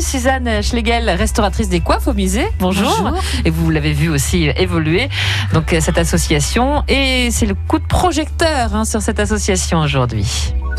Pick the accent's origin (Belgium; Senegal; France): France; Normandy; Moi qui suis normande